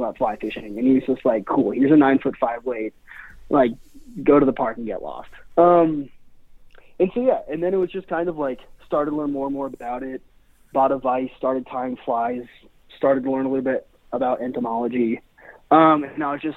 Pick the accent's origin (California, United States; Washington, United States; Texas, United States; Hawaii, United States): Washington, United States; Seattle; also born or lived in Spain / Paris; I was born and raised in Seattle.